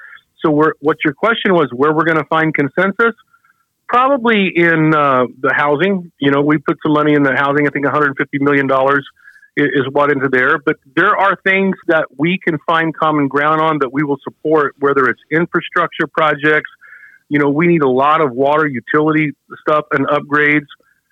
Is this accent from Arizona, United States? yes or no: yes; Globe, Arizona, United States; I'm a rancher from Globe.